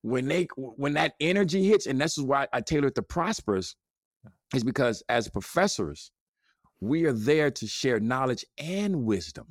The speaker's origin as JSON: {"language": "English", "town": "Gary", "region": "Indiana", "country": "United States", "said": "I'm from Gary, Indiana."}